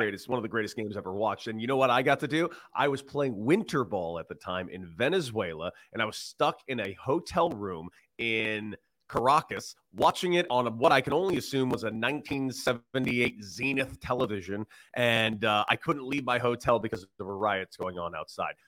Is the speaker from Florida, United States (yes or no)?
no; Los Angeles, California, United States; now in Chicago, United States; A Los Angeles person that actually is from there